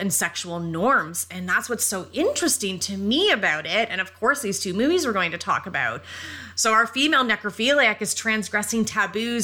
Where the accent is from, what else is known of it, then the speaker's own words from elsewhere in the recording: Canada; we're Canadian